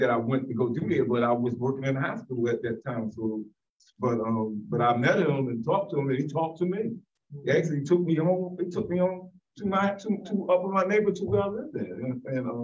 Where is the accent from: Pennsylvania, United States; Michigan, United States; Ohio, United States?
Pennsylvania, United States; Philadelphia; I grew up in West Oak Lane